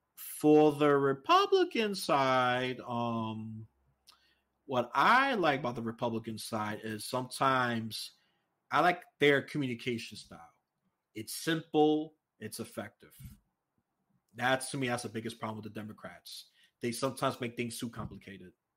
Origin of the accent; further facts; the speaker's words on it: New York City, New York, United States; I was raised in New York City.